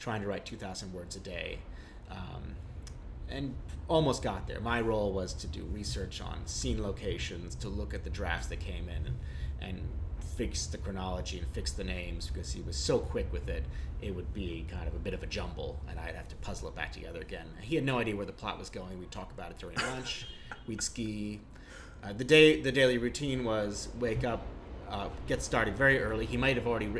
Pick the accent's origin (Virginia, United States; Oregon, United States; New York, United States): New York, United States; I grew up in New York's Upper West Side, in a very liberal milieu